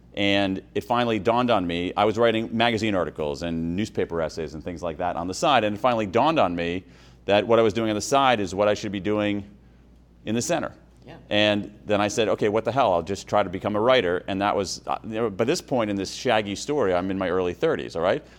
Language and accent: English; Columbus, Ohio, United States; also born or lived in Wilmington, Delaware; When I was five, my parents moved to Columbus, Ohio